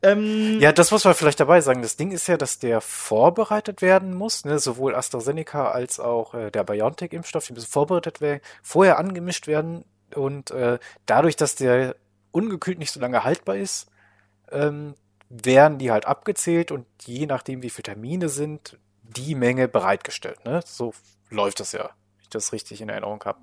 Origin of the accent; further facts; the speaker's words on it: Paderborn, North Rhine-Westphalia, Germany; ich komme ja hier aus Paderborn